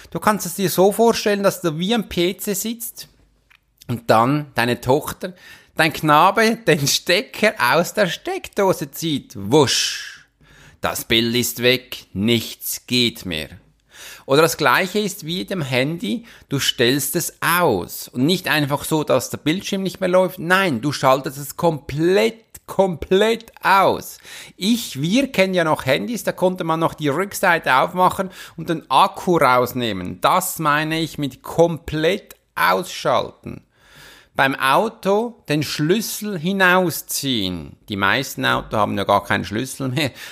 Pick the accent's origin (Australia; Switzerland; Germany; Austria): Switzerland; Das war für mich als Schweizer, ehrlich gesagt, ein bisschen Seltenheit